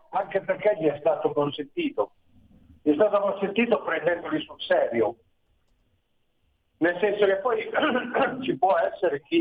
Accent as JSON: {"language": "Italian", "town": "Milan", "region": "Lombardy", "country": "Italy", "tie": "born or raised there", "moved": "as an adult", "said": "Io sono nato a Milano e per vent'anni sono cresciuto a Milano."}